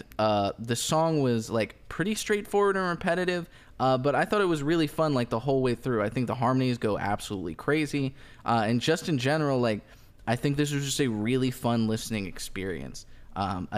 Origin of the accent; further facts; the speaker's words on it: Kentucky, United States; I'm an American from Kentucky